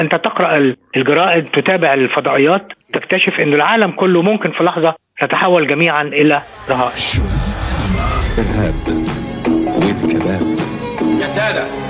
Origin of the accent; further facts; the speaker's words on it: Cairo, Cairo Governorate, Egypt; عندنا في القاهره